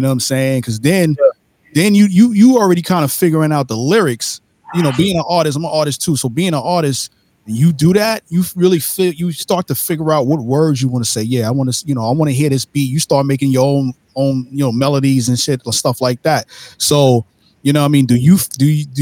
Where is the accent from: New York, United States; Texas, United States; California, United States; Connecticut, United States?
New York, United States; New York City; I'm from Brooklyn, New York, born and raised.